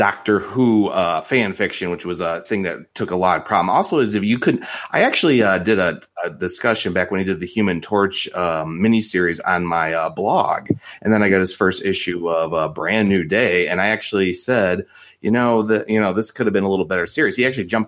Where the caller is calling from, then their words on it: Illinois, United States; I'm calling from Illinois.